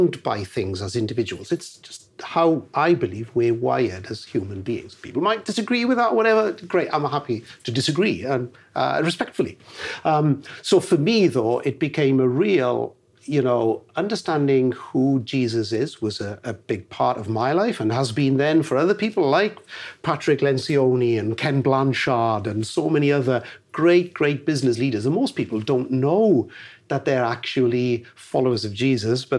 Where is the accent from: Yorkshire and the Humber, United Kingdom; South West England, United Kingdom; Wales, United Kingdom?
Wales, United Kingdom; we're Welsh, and that's where the congregation is in Armanford in West Wales